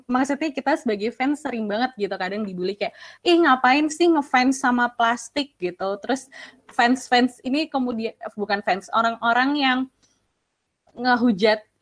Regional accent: Java, Indonesia; Misalnya kayak sebagai orang Jawa gitu, aku sering ditegur sama uh, anggota keluargaku yang lebih senior gitu.

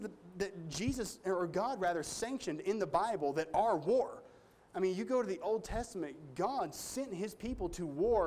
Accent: United States; me as an American

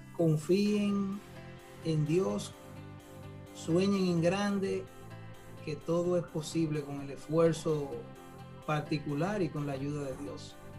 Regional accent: Santiago de los Caballeros, Santiago, Dominican Republic; vengo del interior, de la ciudad de Santiago de los Caballeros.

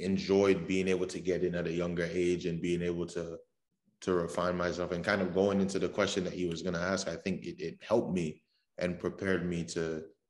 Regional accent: Raleigh, North Carolina, United States; moved away as an adult; also born or lived in Trinidad; now in Rochester, United States; I'm from Raleigh

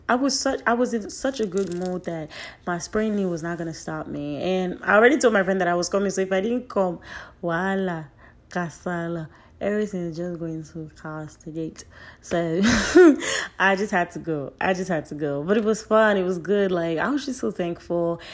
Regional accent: Nigeria; I'm a Nigerian

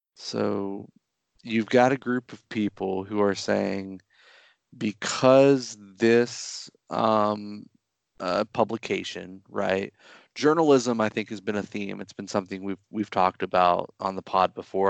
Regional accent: Florida, United States; my home state of Florida

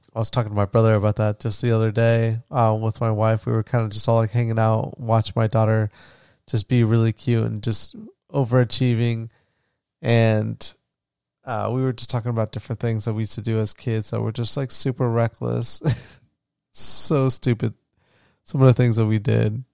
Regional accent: Florida, United States; where I grew up in Florida

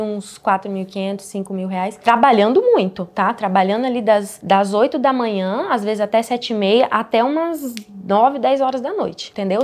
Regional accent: Altônia, Paraná, Brazil; moved away as an adult; also born or lived in Arapongas, Paraná; nasci em Autônia, sempre morei ali, durante ali, meu, até meus 20 e poucos anos

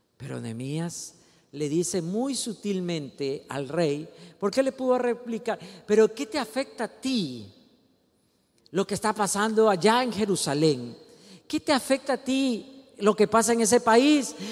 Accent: Ecuador; Usted y yo somos ecuatorianos, no por accidente, no por mala suerte, no nacimos gringos

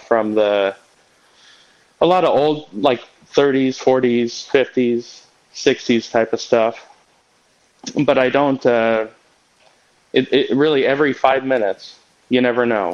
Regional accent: Kansas City, United States; I'm from Kansas City

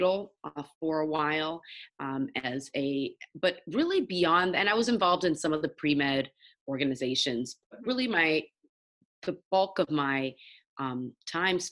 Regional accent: Nigeria; I'm Nigerian, so as a Nigerian, you really get ingrained growing up having three options for your career

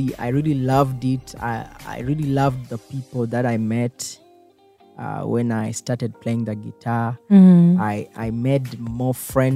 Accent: Matugga, Central Region, Uganda; I grew up from here. I think for the first 20 years of my life, I never traveled away from Kampala

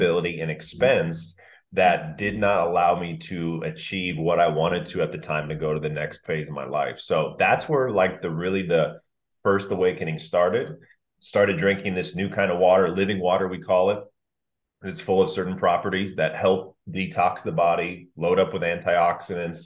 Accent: Orange County, California, United States; growing up in Orange County

